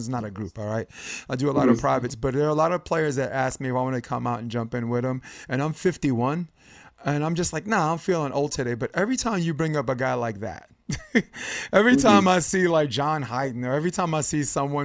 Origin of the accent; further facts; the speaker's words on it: New York, United States; me as a New Yorker